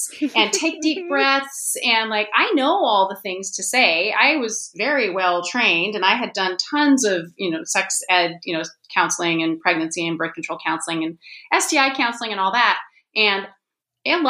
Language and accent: English; Ashland, Oregon, United States; moved away as an adult; now in Seattle, United States; I live in Seattle. I grew up in Ashland, Oregon. I'm a Northwesterner